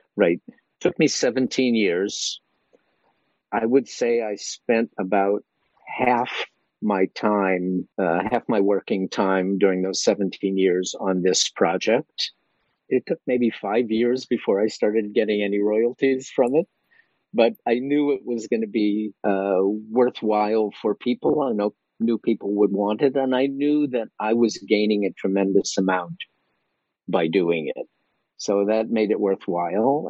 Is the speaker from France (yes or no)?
no; Chicago, Illinois, United States; now in Philadelphia, United States; I'm a guy from Chicago